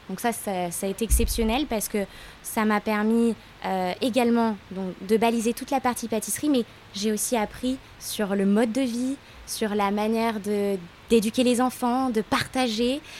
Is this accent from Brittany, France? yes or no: no; Lyon, Auvergne-Rhône-Alpes, France; now in Aix-en-Provence, France; à l'origine, je suis lyonnaise